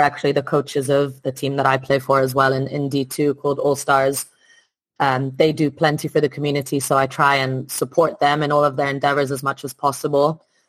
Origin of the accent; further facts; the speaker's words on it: Italy; moved away as an adult; also born or lived in France / Spain / Midlands, United Kingdom; now in United Kingdom; I'm originally from Italy. Um, mm-hmm. Grew up there